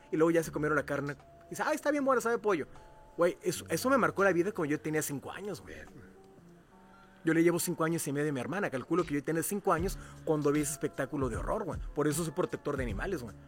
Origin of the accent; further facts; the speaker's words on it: Cuautla, Morelos, Mexico; mi tierra natal, que es Cuautla, Morelos